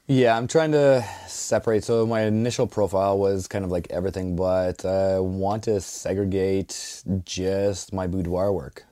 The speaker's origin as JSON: {"language": "English", "region": "Ontario", "country": "Canada", "moved": "as an adult", "lives_now": "Dartmouth, Canada", "said": "I'm originally from Ontario, so, yeah, ex-wife brought me out here"}